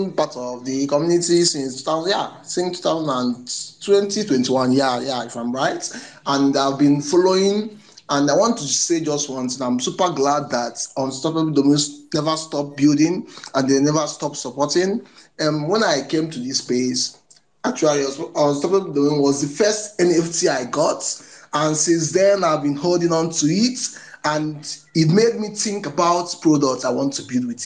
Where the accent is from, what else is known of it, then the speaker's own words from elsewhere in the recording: Nigeria; I am from Nigeria